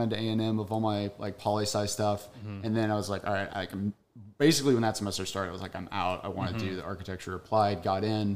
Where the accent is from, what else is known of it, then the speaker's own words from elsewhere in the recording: Longview, Texas, United States; I grew up in Longview, Texas.